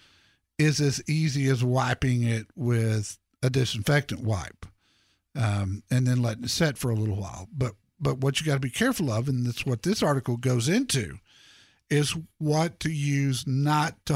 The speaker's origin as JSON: {"language": "English", "town": "Dallas", "region": "Texas", "country": "United States", "tie": "born or raised there", "said": "that's where I grew up."}